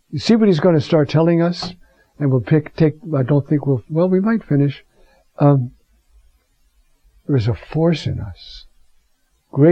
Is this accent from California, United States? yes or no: no; New York, United States; I'm a New Yorker. When I was young, I used to work in a department store in New York